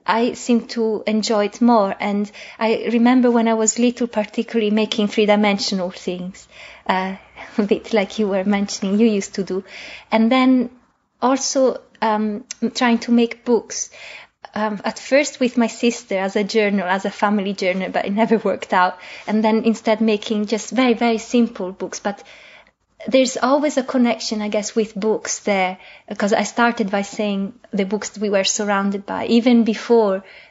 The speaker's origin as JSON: {"language": "English", "country": "Italy", "tie": "born or raised there", "moved": "as an adult", "lives_now": "London, United Kingdom", "said": "when I grew up in Italy, it was only a couple of private colleges in Milan"}